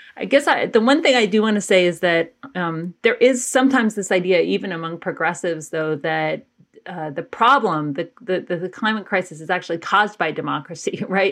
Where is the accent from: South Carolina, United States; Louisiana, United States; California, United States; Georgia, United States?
Georgia, United States; Athens; I grew up in Athens, Georgia